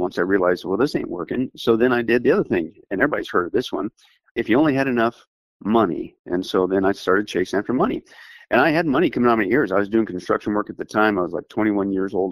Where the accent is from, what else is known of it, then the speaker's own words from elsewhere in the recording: southeast Kansas, United States; I grew up in Kansas, in that southeast corner at that time